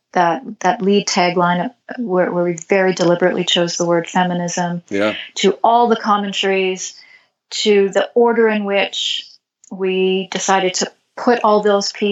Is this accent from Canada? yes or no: yes; Canada; I'm Canadian